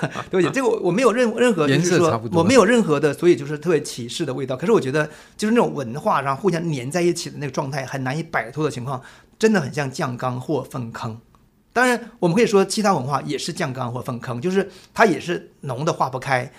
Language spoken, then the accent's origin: Chinese; Jilin, China; now in Taiwan; 我是一九七零年代出生，我出生时候我还依稀当中我还记得毛泽东去世时候，我们在那个村庄的长白山里边一所小学校的操场上给他默哀的镜头。